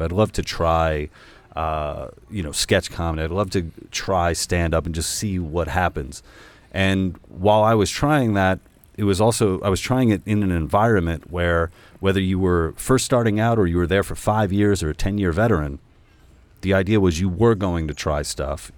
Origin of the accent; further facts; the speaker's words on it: New York, United States; I'm Hispanic from New York